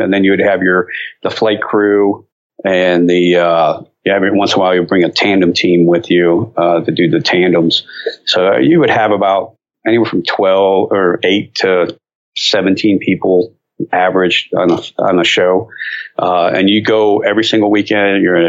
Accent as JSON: {"language": "English", "area": "near Cleveland", "region": "Northern Ohio", "country": "United States", "moved": "yes", "lives_now": "North Carolina, United States", "said": "I come from Ohio. Okay. Northern Ohio, up near Cleveland."}